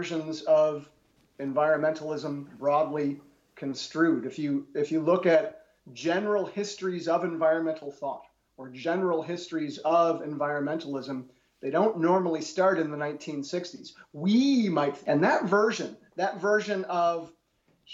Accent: Milwaukee, Wisconsin, United States; moved away as an adult; also born or lived in Germany; it's also my hometown. I'm a rare example of an academic who managed to get a job as a professor in his hometown

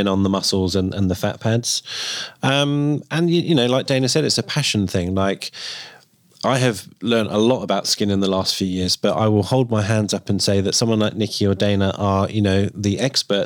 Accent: United Kingdom; I'm British

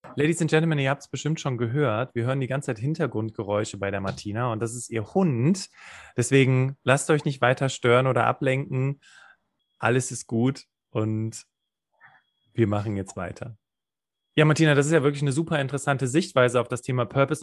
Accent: Rhineland, Germany; wir kommen ja beide aus dem Rheinland

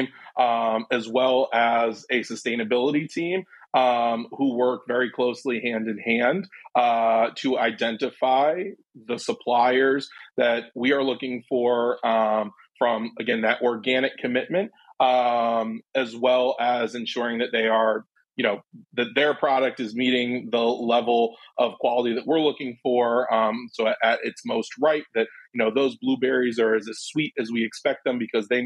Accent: Ann Arbor, Michigan, United States; now in Chicago, United States; I'm originally from Ann Arbor, Michigan

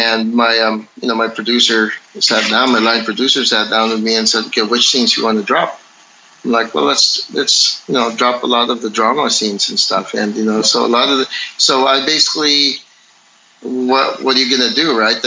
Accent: Philippines; me being Filipino and also a practitioner of Filipino martial arts

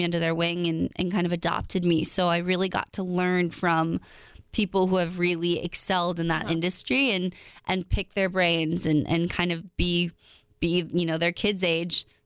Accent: East Coast, United States; I'm from the East Coast

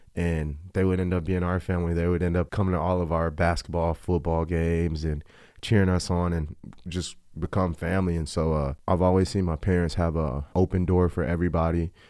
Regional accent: El Paso, Texas, United States; born or raised there; also born or lived in Virginia

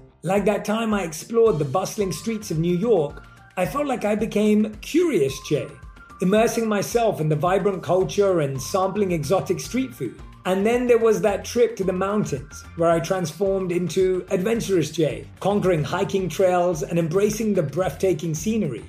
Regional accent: London, United Kingdom; moved away as an adult; also born or lived in India; I grew up, like I said, born and raised in London

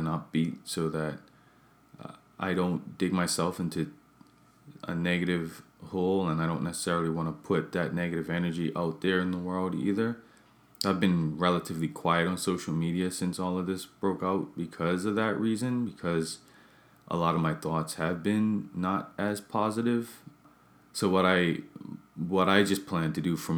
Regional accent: Bermuda; I'm from Bermuda, where I'm from

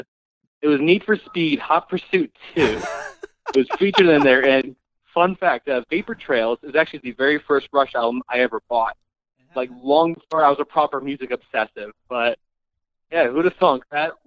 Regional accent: Atlanta, Georgia, United States; Oh, yes, I'm from Atlanta.

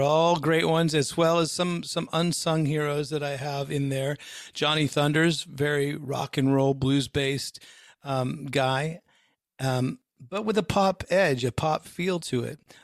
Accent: Bay Area, just outside of San Francisco, California, United States; I grew up in the Bay Area, just outside of San Francisco

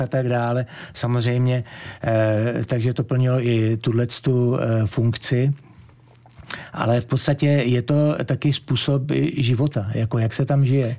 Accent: Czechia; also born or lived in Gran Canaria, Spain / Tenerife, Spain; now in Fuerteventura, Spain; byl jsem první vlastně z České republiky za 62 let

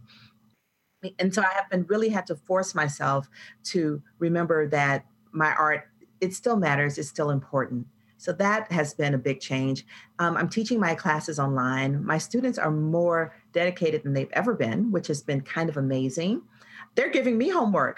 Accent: Atlanta, Georgia, United States; Atlanta is my hometown and natural habitat

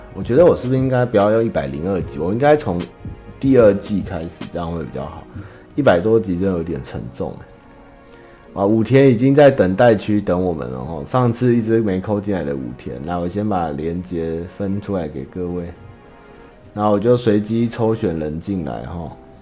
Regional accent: central Taiwan, Taiwan; 我是中部的人

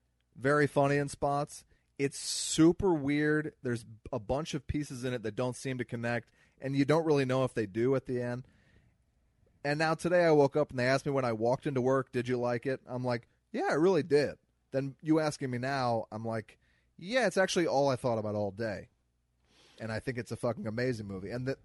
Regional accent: Midwest, United States; accent: Missouri; I'm from the Midwest.

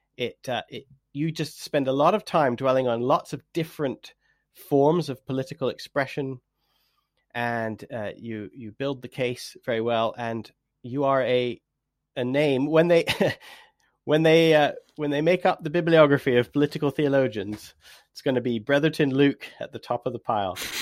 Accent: Canada; now in England; I am Canadian

